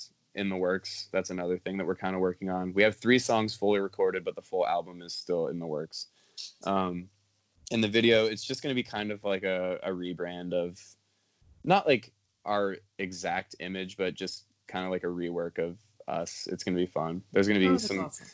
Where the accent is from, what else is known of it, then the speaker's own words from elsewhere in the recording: Columbus, Ohio, United States; now in Cincinnati, United States; I'm actually from Columbus. I live in Cincinnati now, but I'm from Columbus